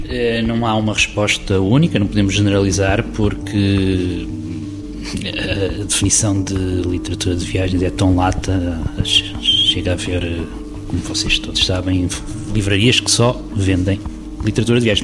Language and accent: Portuguese; Figueira da Foz, Centro, Portugal; venho da Figueira da Foz, que nos anos 80, quando na minha adolescência, era um ponto de paragem